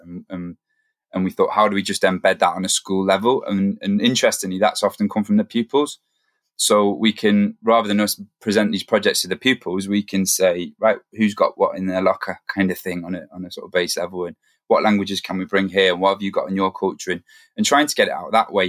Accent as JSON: {"language": "English", "area": "the Northeast", "region": "North East England", "country": "United Kingdom", "moved": "as an adult", "lives_now": "Manchester, United Kingdom", "said": "I'm from the Northeast originally"}